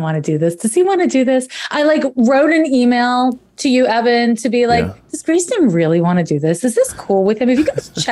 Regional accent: Montreal, Quebec, Canada; moved away as an adult; I'm originally from Montreal, Quebec, and we have a different school system there.

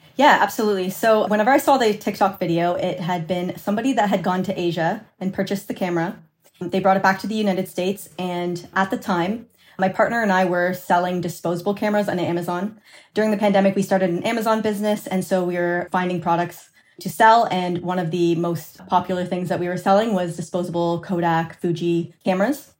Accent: Canada; I'm Canadian, uh, my partner's Canadian, so our business is registered in Canada

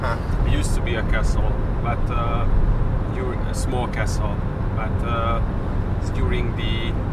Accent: Somogy, Hungary; During our way, we will see the Lake Balaton and my home country, my home county, Somogy County.

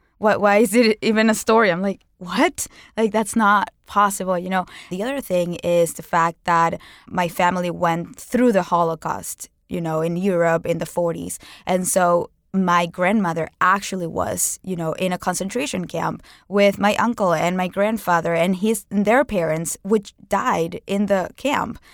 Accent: Venezuela; moved away as an adult; now in United States; growing up in Venezuela, one of the most dangerous countries in the world

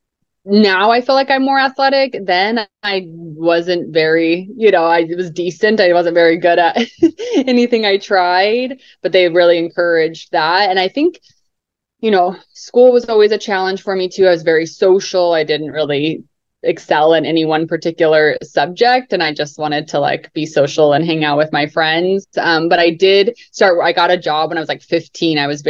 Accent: Utah, United States; also born or lived in Salt Lake City, Utah / Mount Pleasant, Utah; I was born in Salt Lake City, Utah

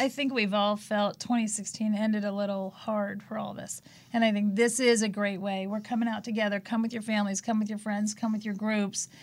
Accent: Palos Verdes, California, United States; we grew up in Palos Verdes, not a very liberal community

